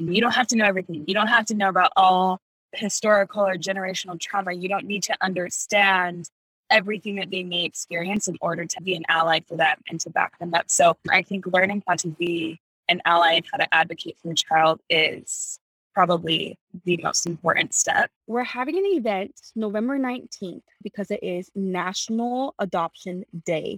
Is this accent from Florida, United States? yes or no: no; Utah, United States; I was born and raised in Utah